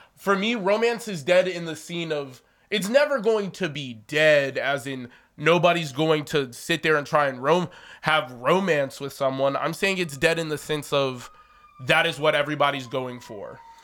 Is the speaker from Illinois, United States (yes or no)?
yes; Chicago, Illinois, United States; I'm from Chicago